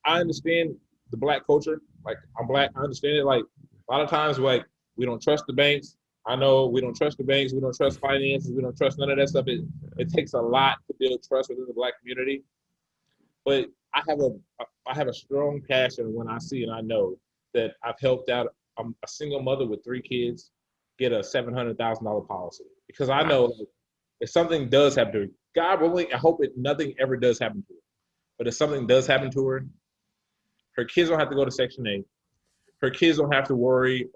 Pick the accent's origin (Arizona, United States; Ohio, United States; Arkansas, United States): Arizona, United States; Phoenix; also born or lived in Oklahoma City / Dallas; now in Bay Area, United States; I'm from Phoenix, Arizona. I lived in Oklahoma City. I lived in Dallas